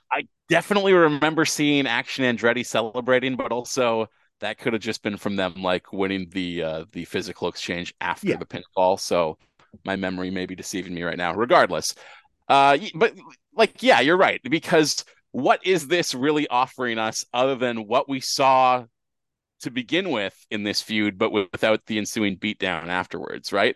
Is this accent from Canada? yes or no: yes; Canada; as a Canadian who uh, has cable